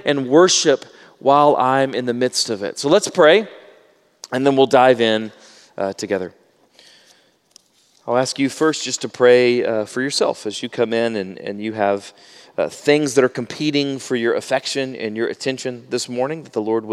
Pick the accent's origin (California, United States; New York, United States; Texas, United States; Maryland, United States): Texas, United States; Baytown; I grew up in Baytown, Texas, which is on a bay